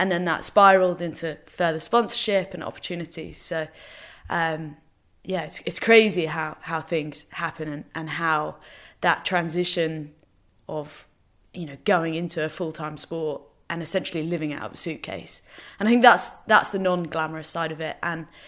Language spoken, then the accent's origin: English; England, United Kingdom; So we're completely English, but everyone has resided in Northern Ireland, randomly.